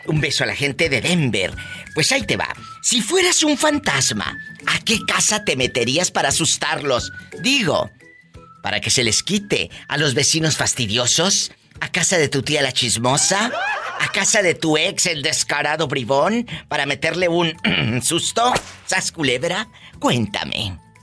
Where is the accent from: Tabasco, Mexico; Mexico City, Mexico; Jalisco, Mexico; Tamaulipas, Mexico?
Tamaulipas, Mexico; Matamoros; mi tierra de Matamoros, Tamaulipas